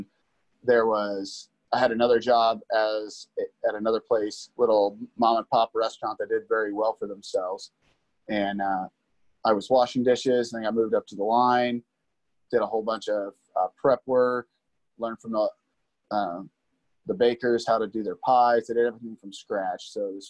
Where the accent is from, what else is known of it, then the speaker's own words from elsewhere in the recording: Liberty, Missouri, United States; No, absolutely not. It's a small town. It's not small anymore. It's really expanded pretty big. And it is one of those things that I grew up in a pretty much on a farm.